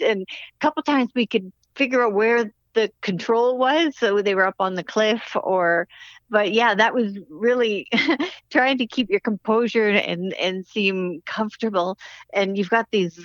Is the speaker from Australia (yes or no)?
no; Canada; being Canadian